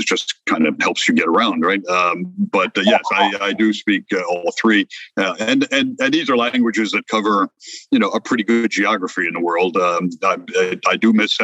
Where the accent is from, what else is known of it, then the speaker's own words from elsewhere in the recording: France; also born or lived in Mexico; now in United States; originally born in France, I have been in the United States for 52 years now